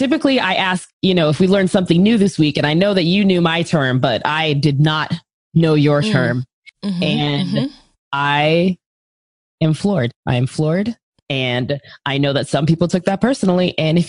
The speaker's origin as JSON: {"language": "English", "region": "Virginia", "country": "United States", "tie": "born or raised there", "said": "now Virginia comes back and is like, yo, we're the southern state that's about to lead the charge. It's like, yes, home state, go you."}